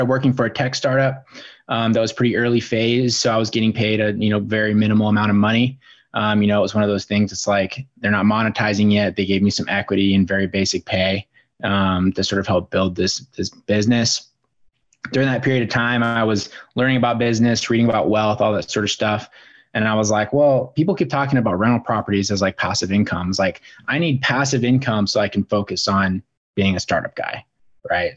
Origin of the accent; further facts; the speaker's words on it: Bozeman, Montana, United States; moved away as an adult; also born or lived in Seattle, Washington; now in Spokane, United States; I grew up out in Bozeman, Montana